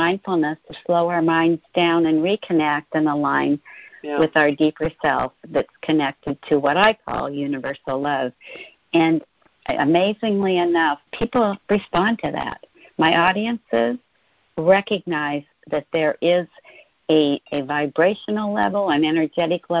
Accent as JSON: {"language": "English", "town": "Spokane", "region": "Washington", "country": "United States", "tie": "born or raised there", "lives_now": "Seattle, United States", "said": "I grew up in a small town. Well, it's a medium-sized town, Spokane, Washington, but I've lived in the Seattle"}